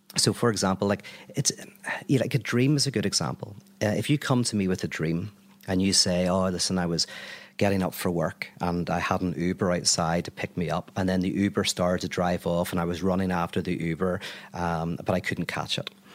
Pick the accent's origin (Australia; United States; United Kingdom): United Kingdom; Belfast, Northern Ireland; I'm from Belfast